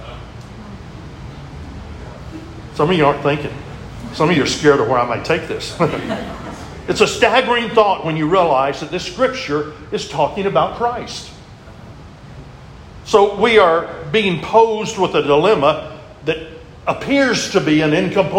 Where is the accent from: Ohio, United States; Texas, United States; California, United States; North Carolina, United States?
Texas, United States; I'm a Texan